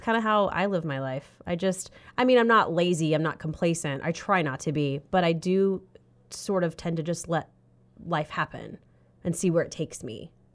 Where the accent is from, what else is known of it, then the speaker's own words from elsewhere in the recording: South Carolina, United States; moved away; I'm from South Carolina